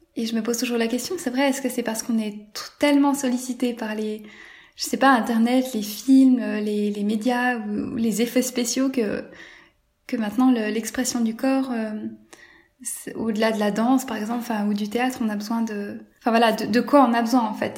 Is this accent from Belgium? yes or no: no; Switzerland; la ville où j'ai grandi en Suisse